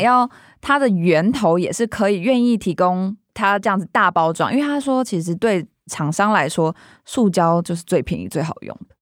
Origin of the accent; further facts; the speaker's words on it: Taoyuan, Taiwan; 它其实就在我老家附近